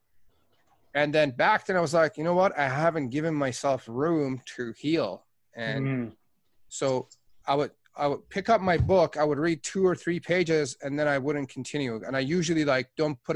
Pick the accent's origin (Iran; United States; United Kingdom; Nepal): Iran; Tehran, Tehran Province; now in Canada; I was born in Tehran, Iran. I am Persian Canadian.